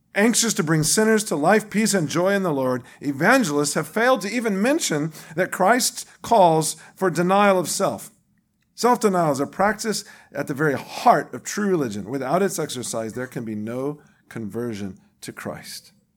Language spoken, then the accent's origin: English; the Bible Belt, United States; what I grew up with in the Bible Belt of this country